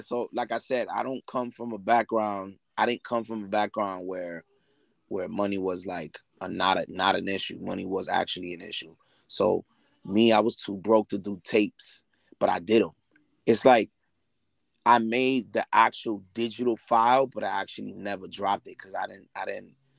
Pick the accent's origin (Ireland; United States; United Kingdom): United States; New York City, New York; moved away; also born or lived in Lawrence, Massachusetts; I moved to Lawrence in '97, and then I left in 2009 to New York, back to New York, because I'm originally from Brooklyn, so which I currently live now